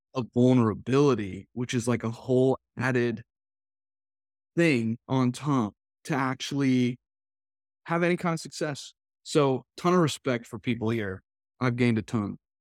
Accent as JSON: {"language": "English", "region": "New England", "country": "United States", "tie": "born or raised there", "moved": "as an adult", "said": "Originally, I spent all the way up through high school there"}